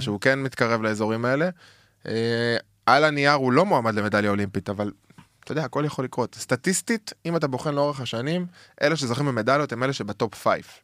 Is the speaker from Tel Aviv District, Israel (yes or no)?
no; Jerusalem, Jerusalem District, Israel; moved away; גדלתי שם, עם הורים ירושלמים אותנטיים